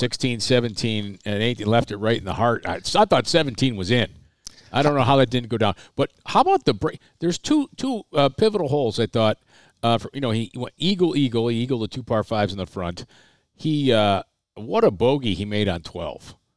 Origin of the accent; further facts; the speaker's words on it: Waterloo, New York, United States; growing up in Waterloo, New York